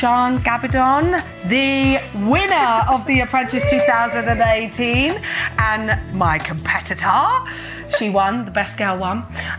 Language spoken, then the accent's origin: English; Peterborough, East of England, United Kingdom; from Peterborough.